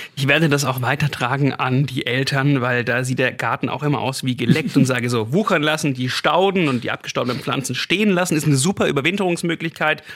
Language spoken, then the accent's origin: German; Swabia, Baden-Württemberg, Germany; moved away; bei mir zu Hause mal, also wo ich herkomme, denke auf dem Land, auf dem Schwäbischen